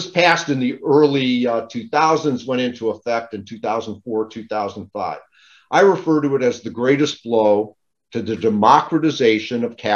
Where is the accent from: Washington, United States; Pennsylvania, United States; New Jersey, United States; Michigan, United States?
Michigan, United States; Detroit; I grew up in Detroit